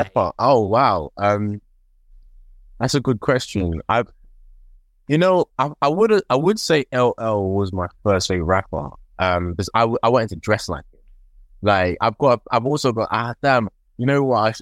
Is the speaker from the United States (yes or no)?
no; London, United Kingdom; I grew up in Tottenham